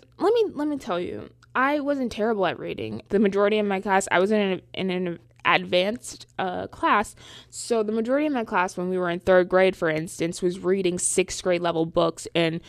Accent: Charlotte, North Carolina, United States; now in New York, United States; I am from Charlotte, North Carolina. Yeah, I know I don't talk like it. But I go to school in New York City area.

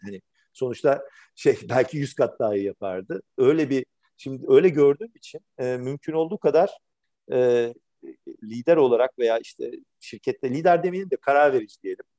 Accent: Istanbul, Turkey; bin dokuz yüz seksenlerin Türkiye'sinde İstanbul'da yetişmiş, e, biri olarak

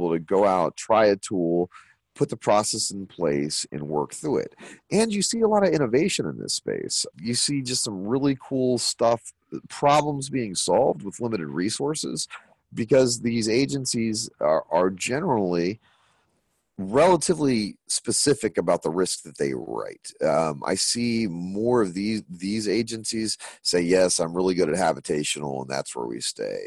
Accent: Nashville, Tennessee, United States; Nashville, which is my hometown

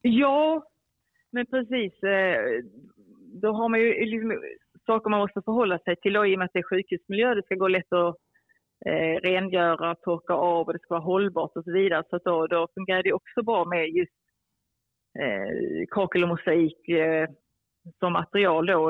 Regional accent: Skåne, Sweden; moved away; also born or lived in Cairo, Egypt; är jag uppväxt i, eh, i Skåne

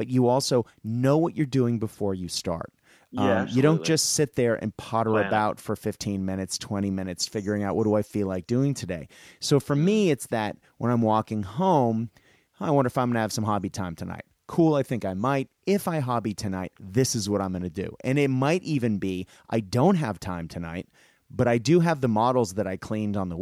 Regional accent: Boston, Massachusetts, United States; I grew up in Boston

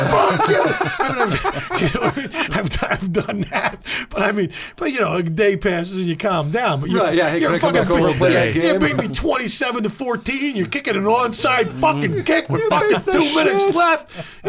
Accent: Philadelphia, Pennsylvania, United States; moved away; I'm from Philly, bro.

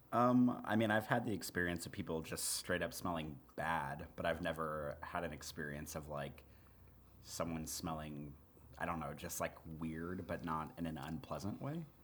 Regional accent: Missouri, United States; moved away; where I grew up in Missouri

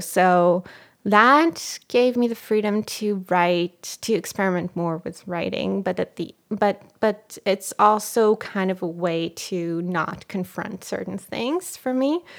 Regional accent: Israel; first language Hebrew; English is a second language; moved away as an adult; now in United States; when I speak Hebrew, my voice becomes, it's almost like I'm, I'm a kid again

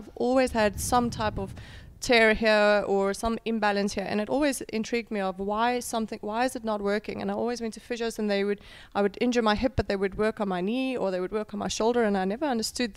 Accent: South Africa; moved away as an adult; also born or lived in Potchefstroom, South Africa; now in Dubai, United Arab Emirates; I grew up in South Africa.

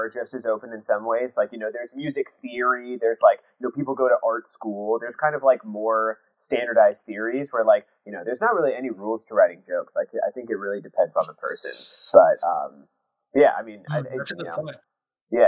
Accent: Lincoln, Nebraska, United States; moved away as an adult; now in New York, United States; I grew up in Nebraska

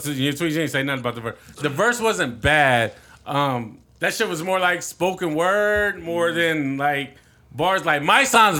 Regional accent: Detroit, Michigan, United States; Like, I'm from Detroit, like

